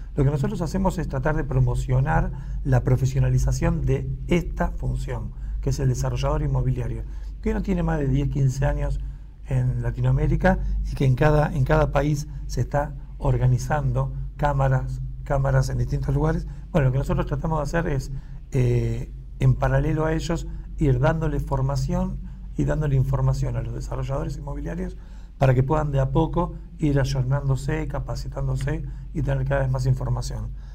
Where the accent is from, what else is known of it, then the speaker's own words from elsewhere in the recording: Buenos Aires, Argentina; nosotros que somos de Buenos Aires